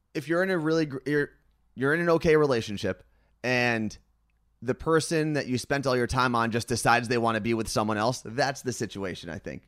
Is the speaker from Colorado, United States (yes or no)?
no; New Jersey, United States; I'm from New Jersey